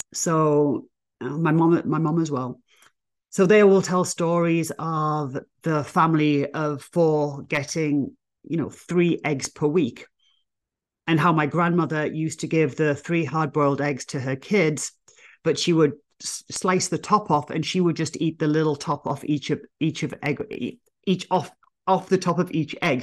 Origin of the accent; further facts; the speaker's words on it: England, United Kingdom; moved away as an adult; now in United States; me being English